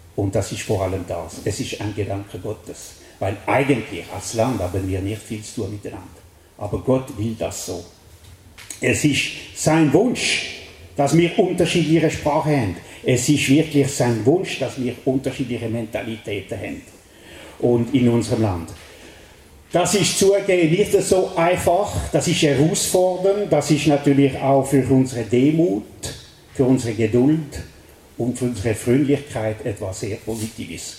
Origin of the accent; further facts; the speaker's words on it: French-speaking Switzerland, Romandy, Switzerland; accent: Welsch (French-Swiss); German is a second language; bin ich ein Weltschweizer und das merkt ihr an meinem Akzent